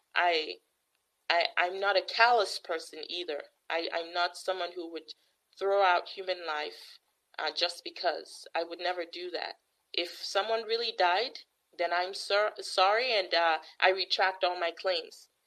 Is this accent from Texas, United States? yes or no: no; Missouri, United States; my home state, in the state of Missouri